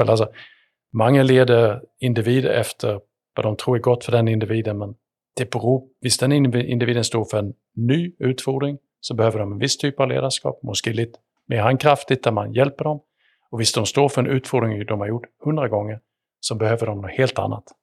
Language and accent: Swedish; Sweden; born there; Självklart, även om jag syns Sverigekilligt så, så är det ju ändå där jag är född.